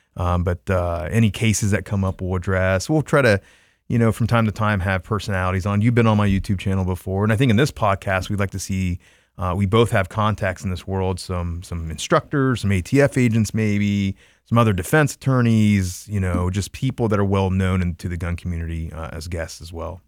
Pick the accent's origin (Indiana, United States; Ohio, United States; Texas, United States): Ohio, United States; Troy; my hometown in Troy, Ohio